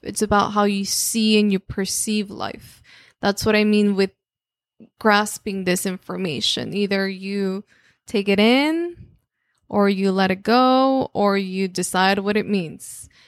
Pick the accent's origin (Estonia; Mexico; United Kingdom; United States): Mexico; first language Spanish; English is a second language; moved away; obviously, I'm Mexican, so it was there. It was like, well, all I speak in my in my home is Spanish